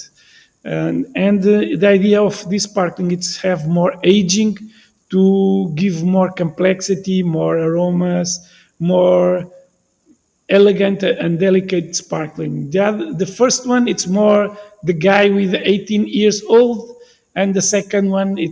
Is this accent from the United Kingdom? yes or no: no; Bairrada, Centro, Portugal; English is a second language; I'm from Bairrada